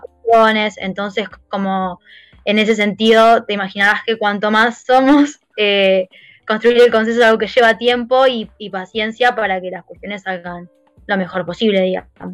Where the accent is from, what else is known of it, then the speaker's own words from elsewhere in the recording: Banfield, Buenos Aires Province, Argentina; yo fui a una escuela que es muy importante y muy conocida en zona sur, que es el ENAM de Banfield